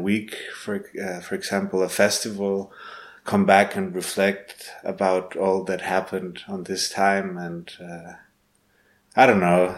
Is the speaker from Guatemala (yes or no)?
yes; Guatemala; now in Heidelberg, Germany; I was born in Guatemala. I'm living in Heidelberg at the moment